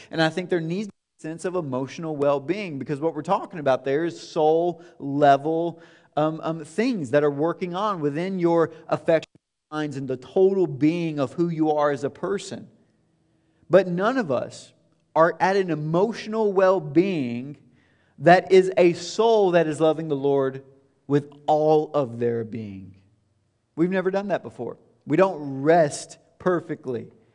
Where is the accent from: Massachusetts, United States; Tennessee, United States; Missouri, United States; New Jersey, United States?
Tennessee, United States; moved away as an adult; now in Indianapolis, United States; It's not where I grew up. It's not home, although now it is home for us. But it's not where we're from. We left, and leaving was hard in twenty thirteen when we left Tennessee.